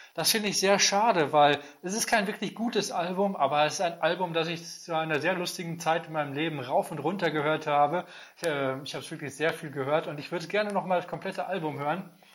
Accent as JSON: {"language": "German", "country": "Germany", "said": "als Deutscher"}